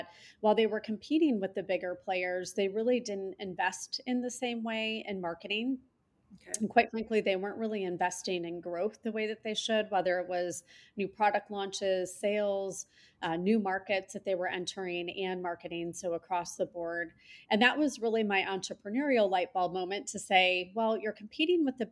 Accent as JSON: {"language": "English", "region": "Michigan", "country": "United States", "tie": "born or raised there", "moved": "as an adult", "lives_now": "Chicago, United States", "said": "I grew up around different places in Michigan."}